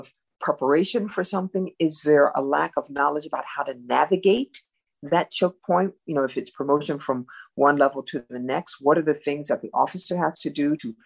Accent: Cleveland, Ohio, United States; moved away; I'm from Cleveland, a big city, Midwestern experiences.

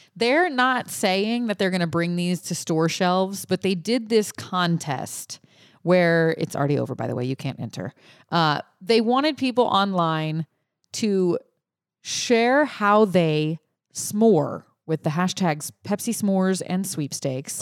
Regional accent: Cajun, Louisiana, United States; I'm the Cajun person here.

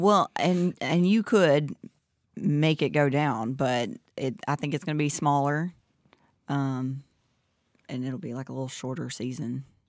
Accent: Southern, Southern United States, United States; accent: Southern; my Southern accent

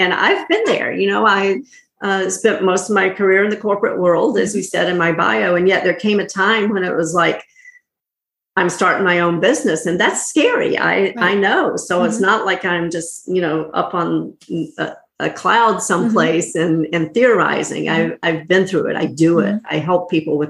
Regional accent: North Carolina, United States; I grew up in North Carolina in a small mm-hmm. little town

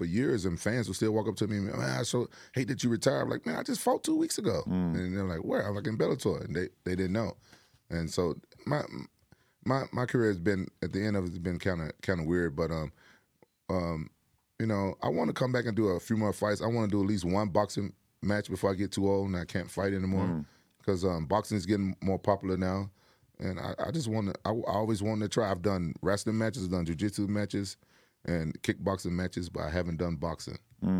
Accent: Memphis, Tennessee, United States; Yeah, but even before I became an MMA fighter, I'm from Memphis.

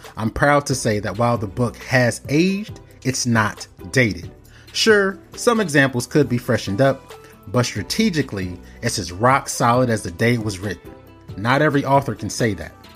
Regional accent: Cincinnati, Ohio, United States; also born or lived in Nigeria; I'm Nigerian as well. I was born, indeed, I was born in Cincinnati, but my father's in Lagos

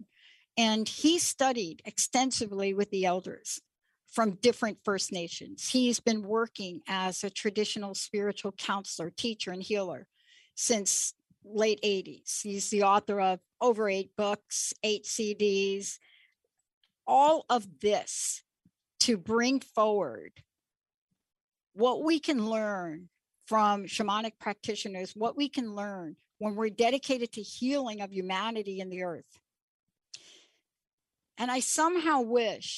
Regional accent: New York City, New York, United States; moved away as an adult; now in Seattle, United States; I'm a girl from New York City. I grew up in the Bronx

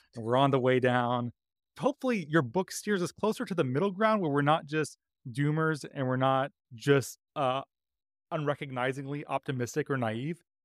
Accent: Mesa, Arizona, United States; moved away; I grew up in Mesa, Arizona

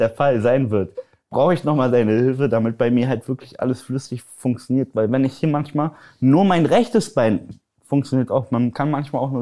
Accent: Poland; Weil bei uns, guck mal, ich, ich bin ja Pole, ich weiß nicht, ob das viele wissen.

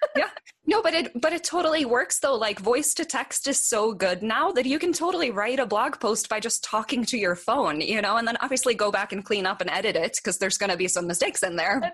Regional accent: Norway; moved away as an adult; now in Boulder, United States; I moved here from Norway. Um, the country, not like some small town

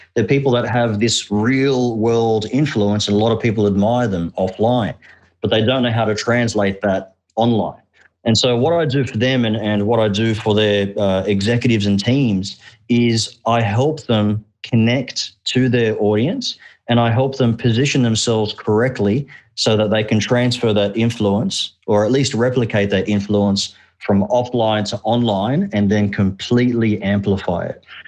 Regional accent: Australia; English is a second language; also born or lived in Egypt; We immigrated from Egypt to Australia when I was just uh, four years old. I actually couldn't speak a word of English.

